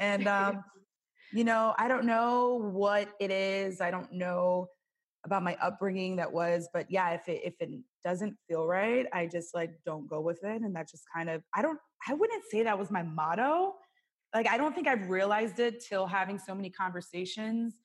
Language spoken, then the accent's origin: English; New York, United States; moved away as an adult; now in California, United States; where we grew up in New York